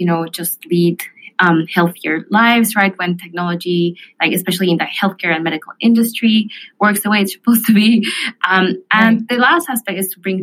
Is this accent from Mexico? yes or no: yes; Mexico City, Mexico; moved away; I grew up in Mexico City